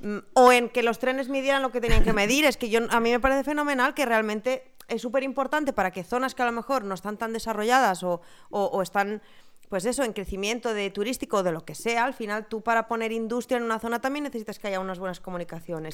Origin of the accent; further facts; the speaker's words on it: Ebro Delta, Catalonia, Spain; De la zona del Delta del Ebre